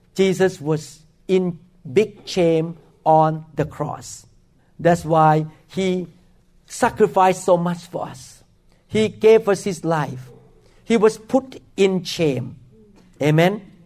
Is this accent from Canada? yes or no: no; Thailand; now in Seattle, United States; I grew up in Thailand